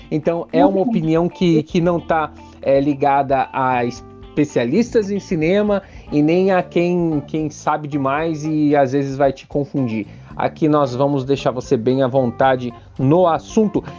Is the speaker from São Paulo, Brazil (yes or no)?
no; Curitiba, Paraná, Brazil; eu sou de Curitiba